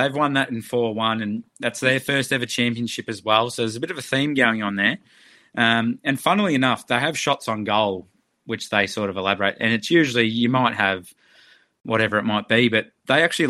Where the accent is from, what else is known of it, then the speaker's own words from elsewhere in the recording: Shepparton, Victoria, Australia; We're from Shepparton, so it's about 2 and a bit hours away from Melbourne